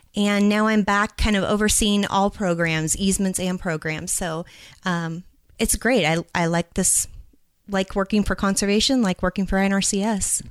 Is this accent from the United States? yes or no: yes; Albany, Oregon, United States; also born or lived in California / Louisiana; now in Idaho, United States; I'm originally from Oregon.